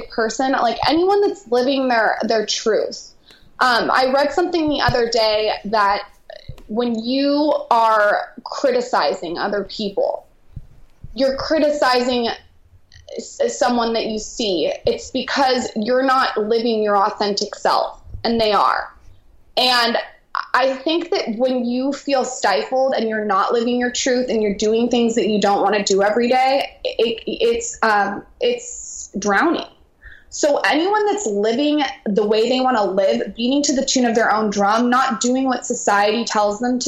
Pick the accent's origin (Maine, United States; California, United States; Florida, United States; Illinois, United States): California, United States; San Diego; I grew up in San Diego